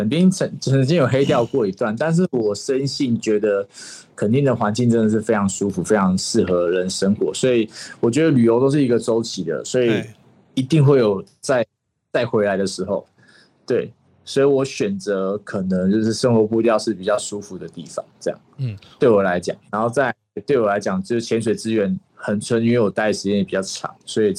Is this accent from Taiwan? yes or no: yes; Keelung, Taiwan; now in Kenting, Taiwan; 我本身是基隆人。